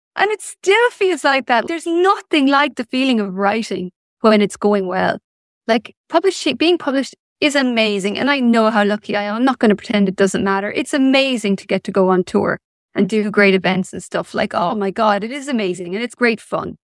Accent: Ireland; also born or lived in Limerick; I was born in nineteen seventy-six in Ireland. So I grew up in the eighties and early nineties

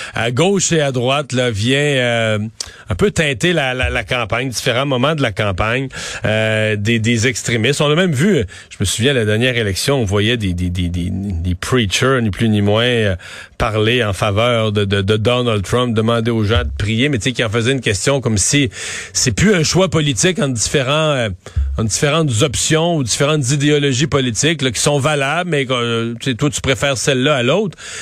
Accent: Quebec, Canada; chez nous au Québec

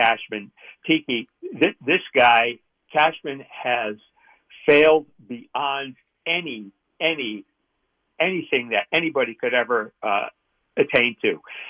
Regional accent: New York, United States; moved away as an adult; now in Sacramento, United States; I'm from New York, and I moved here I've been here for 45 years. I'm 72 years old. And obviously, I've kept my New York team allegiances.

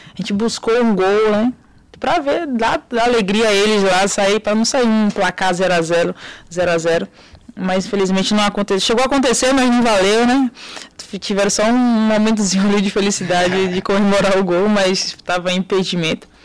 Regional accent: interior of Bahia, Brazil; de onde eu sou, né, da Bahia

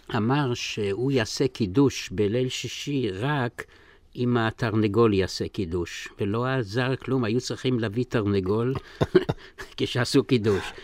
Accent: Zolochiv, Lviv Oblast, Ukraine; moved away; אני נולדתי בפולין, בגליציה, בעיר זלוצ'וב

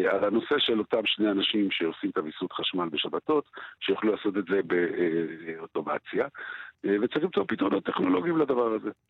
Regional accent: Jerusalem, Jerusalem District, Israel; אני כירושלמי מכיר את זה משערי צדק בן כרם

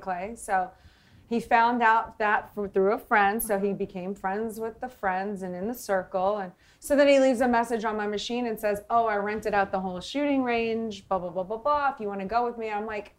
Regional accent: New Orleans, Louisiana, United States; I'm from New Orleans

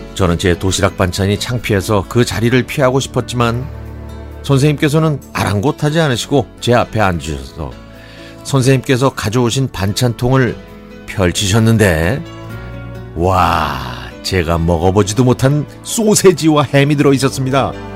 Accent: Gyeonggi Province, South Korea; 저는 경기도에 있는 초등학교에 다녔는데요

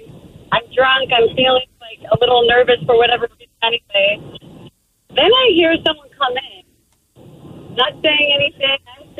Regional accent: California, United States; moved away; I am a kid who grew up in California

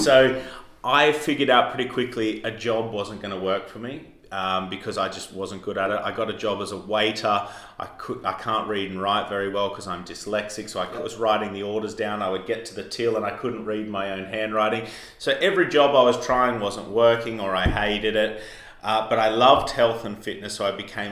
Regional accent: Armidale, New South Wales, Australia; accent: Australian; moved away as an adult; now in London, United Kingdom; I'm from Australia, as you can tell from my accent, and I started in the outback in Australia, a place called Armidale.

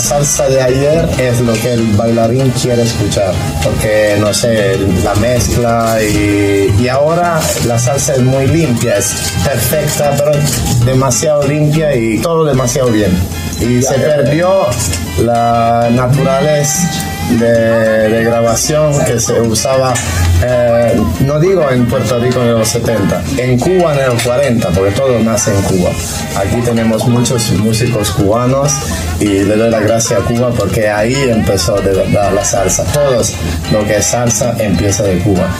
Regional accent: Italy; nosotros somos italianos

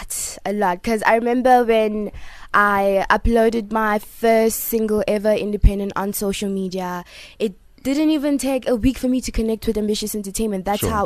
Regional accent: Mzinto, KwaZulu-Natal, South Africa; I was born in KZN Mzinto, that's south coast of Durban, so I'm a coast baby.

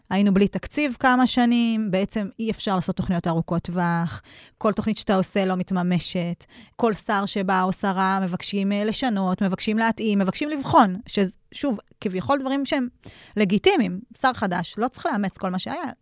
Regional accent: Kiryat Ekron, Central District, Israel; moved away as an adult; now in Negev, Israel; גדלתי ב... בקריית עקרון, שאפשר, היום קוראים לזה פריפריה חברתית, אבל מבחירה עברנו לדרום כמשפחה לפני כמה שנים, בשביל לחיות בנגב

